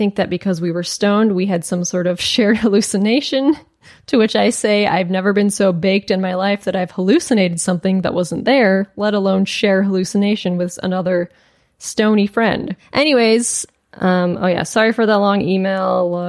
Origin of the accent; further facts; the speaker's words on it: Alberta, Canada; an area in East Central Alberta, Canada, that is quite rural and usually very quiet and boring. My hometown is a tiny village, and I grew up on a farm outside of it.